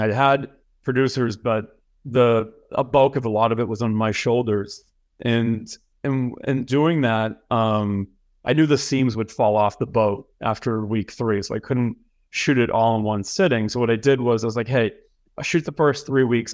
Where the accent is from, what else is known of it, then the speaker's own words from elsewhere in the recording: Boston, Massachusetts, United States; moved away as an adult; also born or lived in Los Angeles; I'm from Boston, Mass. I went to high school there. I went to college there